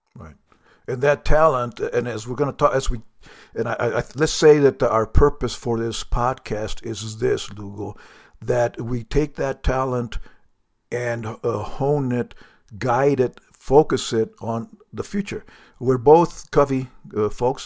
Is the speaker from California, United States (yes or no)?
no; New Mexico, United States; I'm from New Mexico, which we, our motto is the land of enchantment